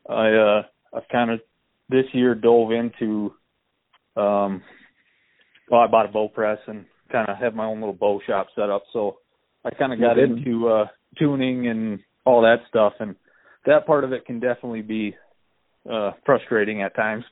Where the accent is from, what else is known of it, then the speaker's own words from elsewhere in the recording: Montevideo, Minnesota, United States; I grew up in Montevideo here